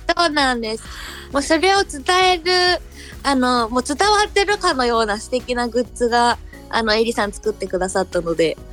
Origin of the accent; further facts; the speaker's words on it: Chiba, Japan; also born or lived in Fukuoka; 私は福岡生まれの千葉育ちなので